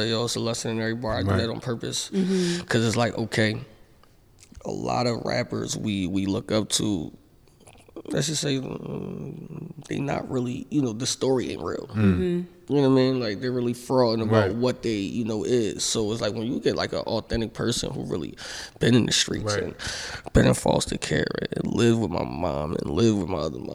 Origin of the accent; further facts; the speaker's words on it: Philadelphia, Pennsylvania, United States; I'm from Philly, I'm from this part, I'm from this part